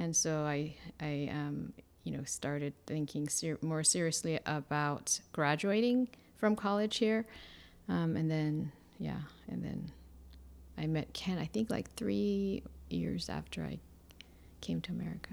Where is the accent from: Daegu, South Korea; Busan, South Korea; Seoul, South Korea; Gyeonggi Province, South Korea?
Seoul, South Korea; English is a second language; moved away as an adult; I was born in Korea, uh, Seoul, Korea, and I grew up there basically until I was freshman in college